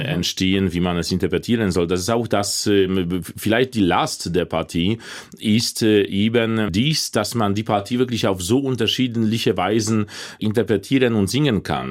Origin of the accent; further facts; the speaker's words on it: Łódź, Łódź Voivodeship, Poland; German is a second language; moved away as an adult; also born or lived in Leipzig; in Polen, in, in Lodz, in meiner Heimatstadt